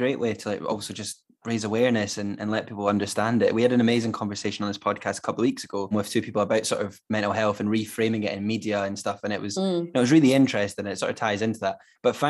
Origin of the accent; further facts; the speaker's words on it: Scotland, United Kingdom; I'm a Scot